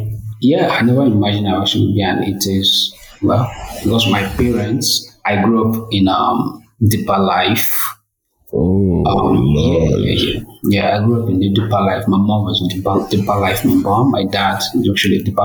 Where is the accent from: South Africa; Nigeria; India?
Nigeria; Lagos; I was born in Lagos, so I grew up in Lagos, and at the age of 15, I left Lagos